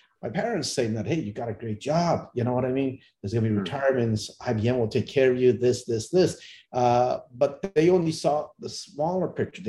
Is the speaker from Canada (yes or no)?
yes; Canada; born or raised there; also born or lived in India